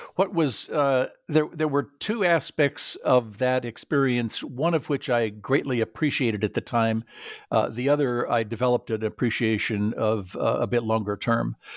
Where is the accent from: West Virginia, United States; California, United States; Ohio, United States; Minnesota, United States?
California, United States; Southern; I grew up in Southern California